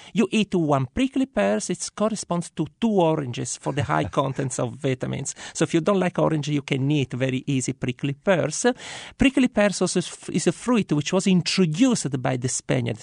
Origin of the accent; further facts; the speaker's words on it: Sicily, Italy; Sicilian first, then European, and then Italian. Our identity in Sicily is very important